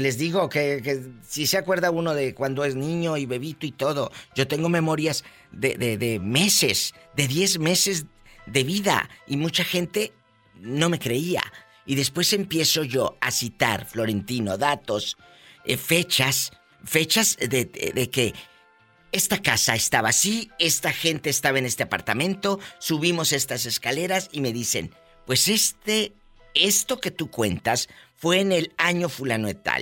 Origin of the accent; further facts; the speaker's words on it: Matamoros, Tamaulipas, Mexico; en mi tierra, Matamoros, hace mucho calor, mucho calor